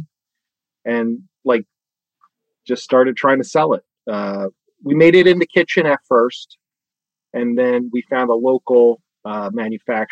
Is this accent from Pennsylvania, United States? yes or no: yes; Bucks County, outside Philadelphia, Pennsylvania, United States; moved away as an adult; also born or lived in Pittsburgh / New York; I'm from Bucks County, right outside of Philly